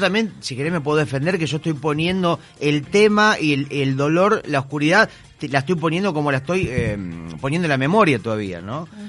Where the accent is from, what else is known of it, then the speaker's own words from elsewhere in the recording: Mar del Plata, Buenos Aires Province, Argentina; now in Buenos Aires, Argentina; Soy un mar platense que está instalado en Buenos Aires